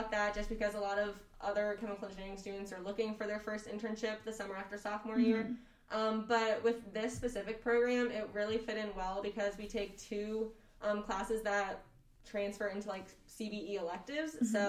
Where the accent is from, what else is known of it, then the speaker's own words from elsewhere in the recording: Orlando, Florida, United States; I'm from Orlando, Florida, and I've been living in Farley for the last 4 years.